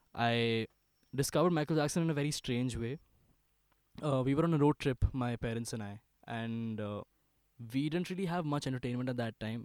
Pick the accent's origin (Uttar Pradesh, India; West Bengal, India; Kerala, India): Uttar Pradesh, India; Ghaziabad; I was born in Ghaziabad. I studied in the school called DLF Public School for the longest time, from pre nursery